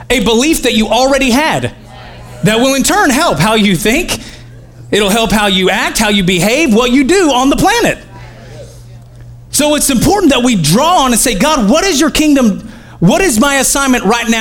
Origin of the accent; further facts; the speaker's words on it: Oklahoma, United States; I'm from Oklahoma